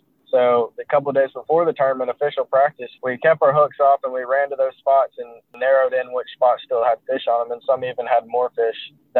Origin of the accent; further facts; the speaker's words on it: Alabama, United States; also born or lived in Auburn, Alabama; I grew up around the Coosa River, so Logan Martin and Mitchell and Lay, those are kind of my home lakes.